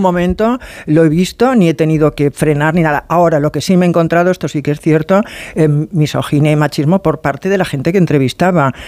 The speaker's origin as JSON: {"language": "Spanish", "town": "Barcelona", "region": "Catalonia", "country": "Spain", "said": "soy de Barcelona"}